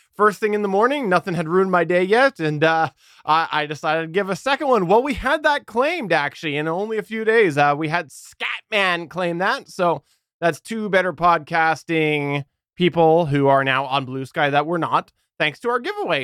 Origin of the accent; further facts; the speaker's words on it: Canada; as a Canadian